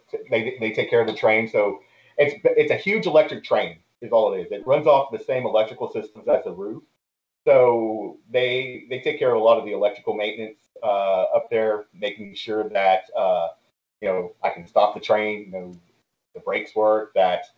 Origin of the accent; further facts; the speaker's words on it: Houston, Texas, United States; also born or lived in Deer Park, Texas / San Marcos, Texas; I grew up here in Houston